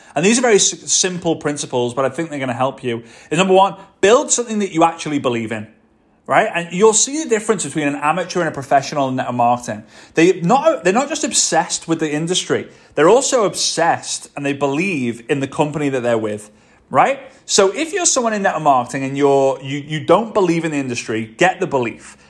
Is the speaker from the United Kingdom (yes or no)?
yes; Liverpool, North West England, United Kingdom; moved away as an adult; also born or lived in Varna, Bulgaria; now in Dubai, United Arab Emirates; Liverpool, my hometown